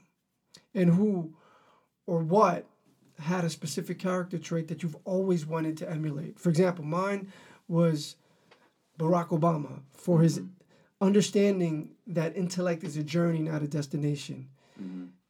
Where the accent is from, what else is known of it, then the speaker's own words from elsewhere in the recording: New York City, New York, United States; also born or lived in Brooklyn; I was raised in Harlem